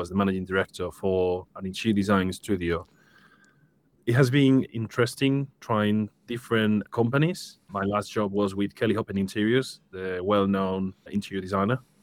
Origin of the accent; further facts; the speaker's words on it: Seville, Andalusia, Spain; moved away as an adult; now in United Kingdom; I'm originally from Spain, from Seville, beautiful city.